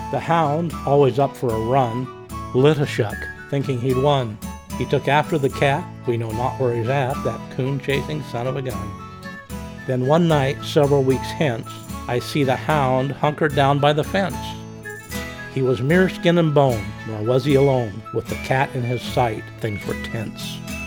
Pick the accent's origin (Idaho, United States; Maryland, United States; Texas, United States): Idaho, United States; Orofino; born and raised in Orfino.